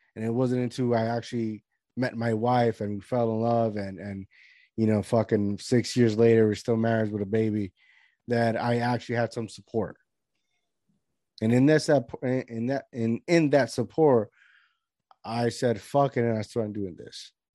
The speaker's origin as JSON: {"language": "English", "town": "Lajas", "country": "Puerto Rico", "said": "I'm from Lajas, Puerto Rico"}